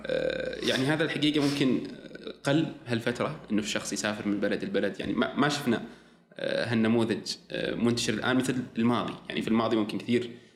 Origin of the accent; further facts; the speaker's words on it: Saudi Arabia; عندنا في السعودية